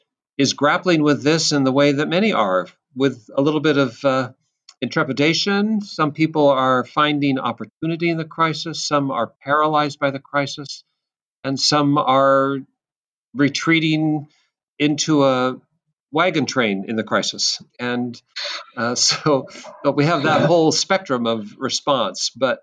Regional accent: Seattle, Washington, United States; I'm from Seattle. That's my home place.

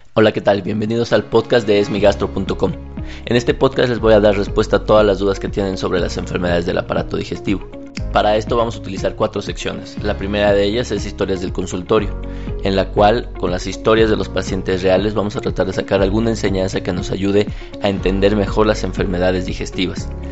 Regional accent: Mexico; países en vías de desarrollo como el nuestro

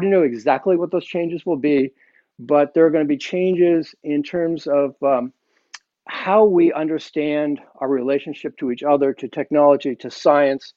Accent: Wellesley, Massachusetts, United States; I grew up very close to you, in Wellesley, Massachusetts

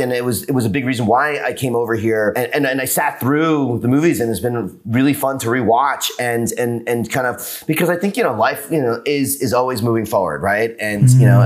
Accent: New York, United States; now in Los Angeles, United States; I'm from New York and now living

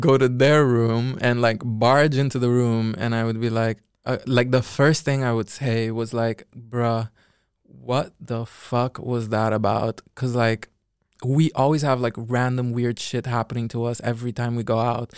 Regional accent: Curaçao; now in Netherlands; I'm from Curacao. Nobody knows where that is. Um, but yeah, it's a Dutch island. in the Caribbean.

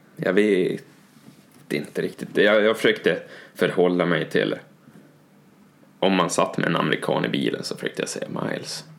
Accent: Norrland, Sweden; som norrlänning

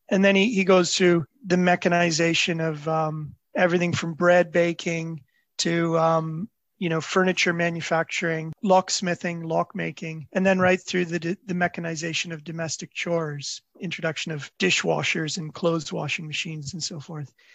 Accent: Toronto, Ontario, Canada; I grew up in Toronto

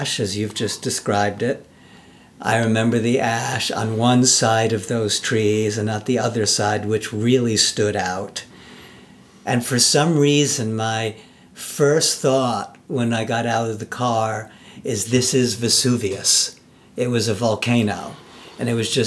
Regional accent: New York City, New York, United States; I'm also born and raised in Manhattan.

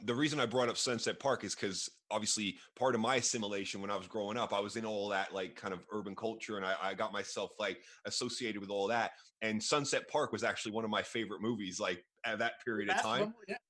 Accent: England, United Kingdom; born there; also born or lived in Canada; I was born in England, but I actually moved to Canada at the same age you moved to the U.S.

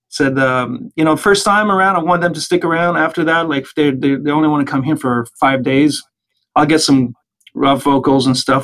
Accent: Île-Perrot / Valleyfield area, outside Montreal, Quebec, Canada; I grew up in a small town outside of Montreal named Il Perreault, or you know, you'd say it in English anyway, Il Perreault and Valleyfield area.

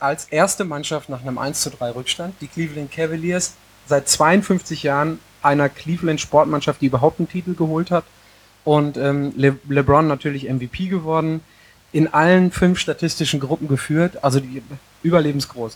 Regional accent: Hattingen, North Rhine-Westphalia, Germany; Ich komme aus Hattingen

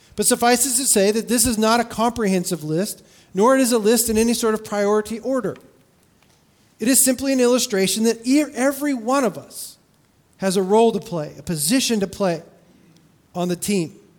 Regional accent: California, United States; I grew up in California

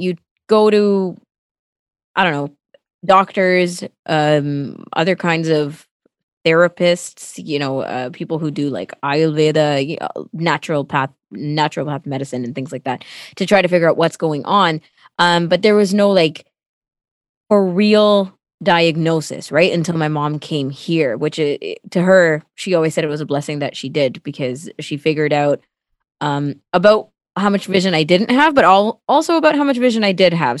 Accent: Toronto, Ontario, Canada; first language Tamil; English is a second language; also born or lived in Sri Lanka; that's where I've lived my whole life, mostly in Scarborough

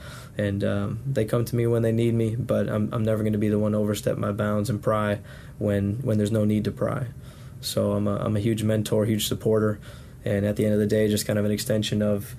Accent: Wisconsin, United States; moved away as an adult; now in Sampson County, North Carolina, United States; I was born and raised in Wisconsin, so being down in Sampson County now is a different world

